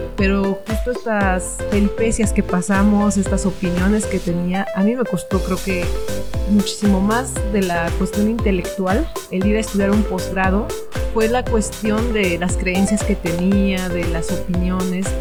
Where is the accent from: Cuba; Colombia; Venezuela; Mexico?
Mexico; somos mexicanos, mexicanas